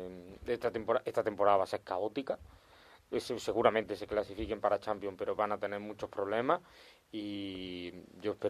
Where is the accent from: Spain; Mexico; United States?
Spain; Córdoba, Andalusia; yo soy de Córdoba